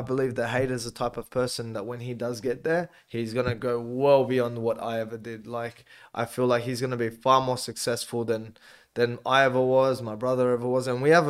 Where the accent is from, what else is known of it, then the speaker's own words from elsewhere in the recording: Auburn, New South Wales, Australia; Growing up in Auburn. Yeah, growing up, being around all the kids in the area.